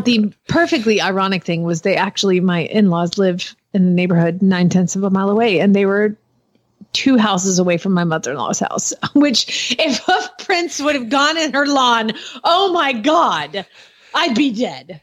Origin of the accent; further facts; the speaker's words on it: Georgia, United States; I live there. So I'm from Georgia.